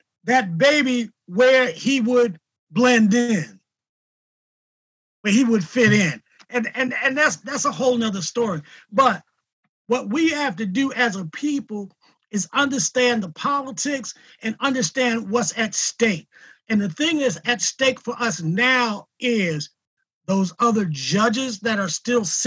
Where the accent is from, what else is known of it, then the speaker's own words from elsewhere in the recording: Salisbury, Maryland, United States; also born or lived in Philadelphia, Pennsylvania; I'm originally from Salisbury